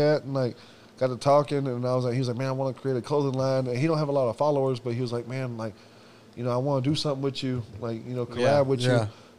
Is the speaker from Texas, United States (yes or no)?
yes; Houston, Texas, United States; I'm from Houston